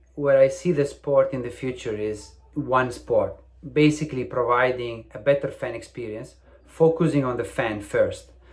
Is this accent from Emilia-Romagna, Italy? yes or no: yes; Faenza, Emilia-Romagna, Italy; also born or lived in Ravenna; now in England, United Kingdom; My grandfather was the founder of the tennis club in my hometown, in Faenza, a very small town. So I grew up in a house full of tennis rackets